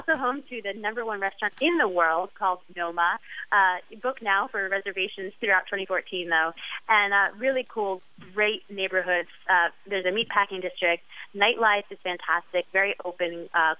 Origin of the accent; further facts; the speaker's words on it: New York City, New York, United States; living in Brooklyn